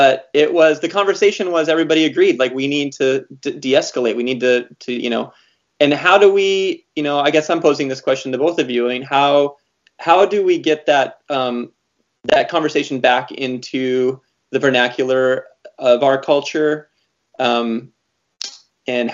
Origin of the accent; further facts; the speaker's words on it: Montana, United States; growing up in Montana, I remember having a Soviet dissident come and talk to our class